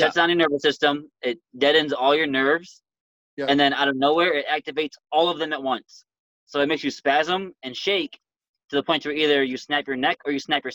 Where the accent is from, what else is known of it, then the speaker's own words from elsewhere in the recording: United States; I'm an American